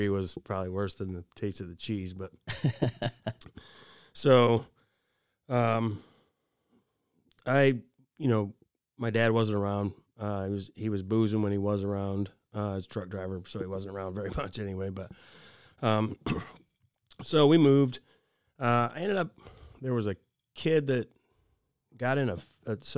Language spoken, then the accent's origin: English; Fort Wayne, Indiana, United States; also born or lived in Valparaiso, Indiana; I grew up in Fort Wayne. I grew up in the city